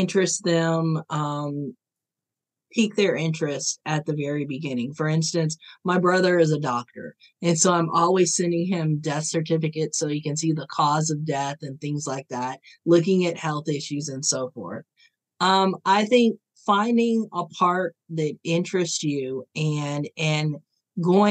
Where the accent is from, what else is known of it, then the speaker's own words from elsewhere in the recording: Ohio, United States; I was born in Ohio.